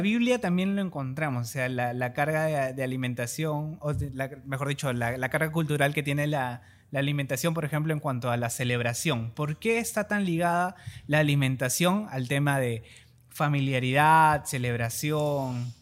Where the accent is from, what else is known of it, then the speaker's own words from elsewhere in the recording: Peru; como peruanos, nosotros culturalmente